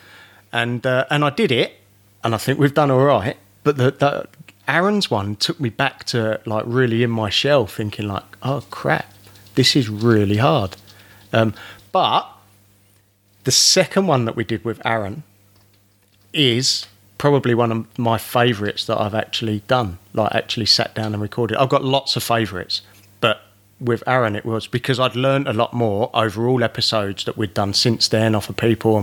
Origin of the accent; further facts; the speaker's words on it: England, United Kingdom; now in Australia; I'm English